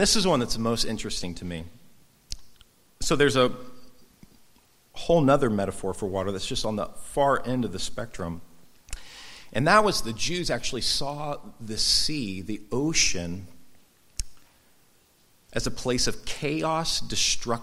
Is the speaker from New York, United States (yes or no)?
no; Orange County, next to Huntington Beach, California, United States; I grew up in Orange County next to Surf City, Huntington Beach